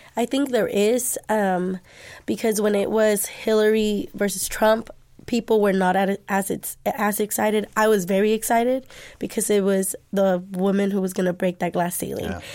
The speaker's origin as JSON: {"language": "English", "town": "Dallas", "region": "Texas", "country": "United States", "tie": "born or raised there", "said": "I am Dallas native. I'm from Pleasant Grove."}